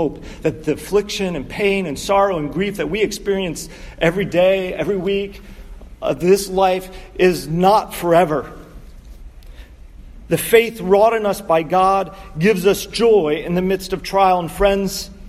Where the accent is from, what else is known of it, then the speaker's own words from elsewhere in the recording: Connecticut, United States; also born or lived in Pittsburgh; my home state of Connecticut